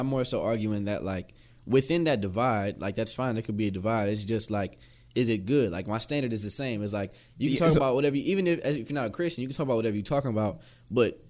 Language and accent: English; Cleveland, Ohio, United States; I'm from Cleveland